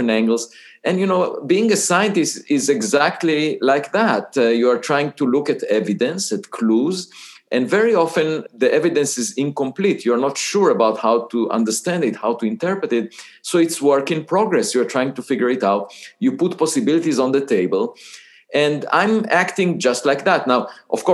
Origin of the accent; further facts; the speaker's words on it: Israel; moved away as an adult; I was born in Israel